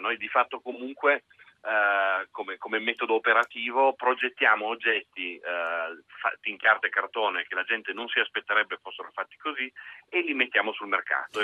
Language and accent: Italian; Italy; noi siamo totalmente italiani